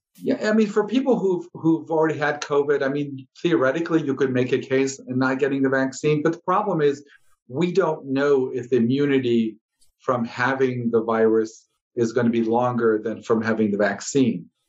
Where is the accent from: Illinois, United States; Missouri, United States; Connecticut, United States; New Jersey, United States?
Illinois, United States; Chicago; moved away as an adult; also born or lived in Ohio / Los Angeles; now in Southern Nevada, United States; grew up uh, in the Midwest in Chicago